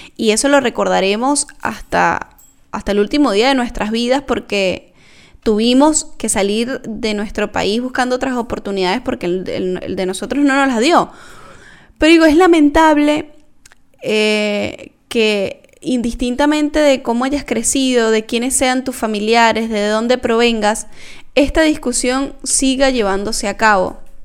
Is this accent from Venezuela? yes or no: yes; Venezuela; now in Argentina; todo lo que hemos vivido los venezolanos